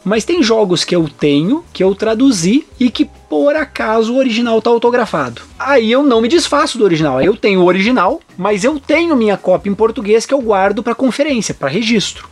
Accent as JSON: {"language": "Portuguese", "country": "Brazil", "also_born_or_lived": "Germany", "said": "o único brasileiro maluco que morava na Alemanha no início, mas depois vinha do Brasil para lá"}